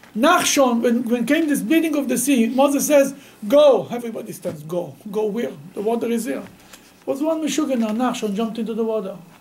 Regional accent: Bnei Brak, Tel Aviv District, Israel; I grew up in Bnei Brak.

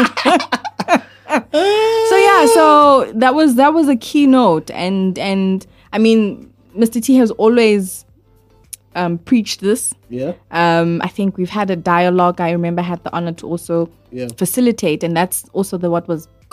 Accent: South Africa; I'm a South African.

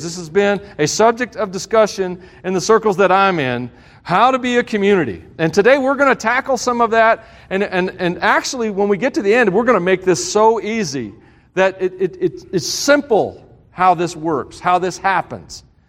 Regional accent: the South, United States; I'm from the South

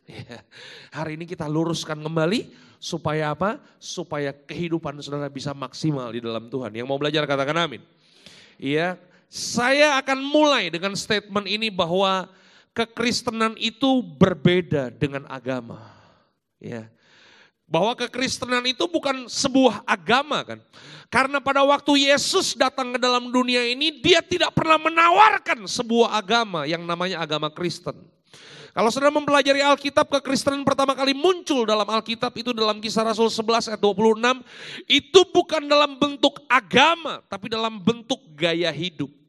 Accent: Jakarta, Indonesia; also born or lived in Malang; saya lahir dan besar di Jakarta tapi saya uh, dewasa di Malang di Jawa uh, Timur

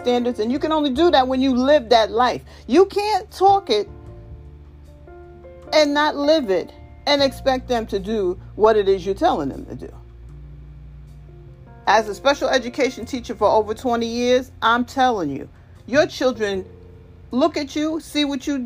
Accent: New York, United States; I grew up in New York

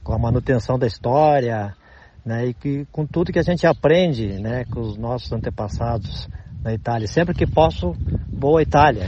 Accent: Rio Grande do Sul, Brazil; aqui no estado onde eu moro, onde nasci, no Rio Grande do Sul

